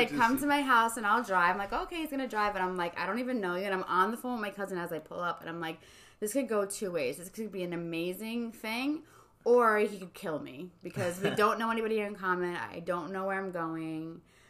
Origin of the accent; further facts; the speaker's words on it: South Norwalk, Connecticut, United States; So he's from the Bronx. I'm from SoNa. We have zero friends in common.